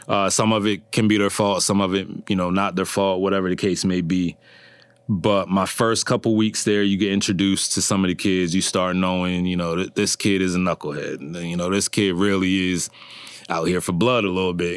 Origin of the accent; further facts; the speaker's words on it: Berlin, Maryland, United States; originally from, uh, Berlin, Maryland